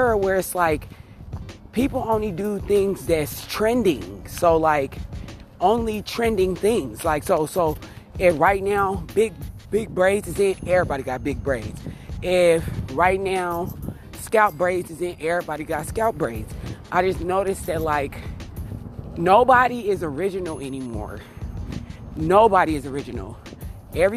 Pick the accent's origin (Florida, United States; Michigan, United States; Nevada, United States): Nevada, United States; Las Vegas; I'm from Las Vegas, Nevada